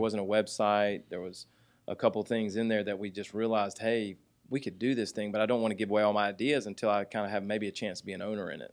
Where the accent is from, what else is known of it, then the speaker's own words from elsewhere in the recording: Jonesboro, Georgia, United States; also born or lived in Fort Lauderdale, Florida; grew up on the south side of Atlanta in, uh, Jonesboro and, uh, Eagles Landing area